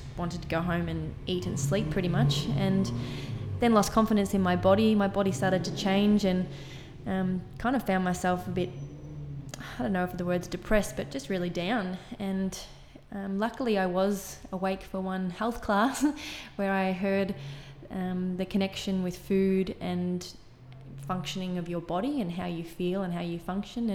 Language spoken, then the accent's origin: English; Miners Rest, Victoria, Australia; I grew up in Ballarat, or actually I grew up in Miner's Rest, so outside Ballarat.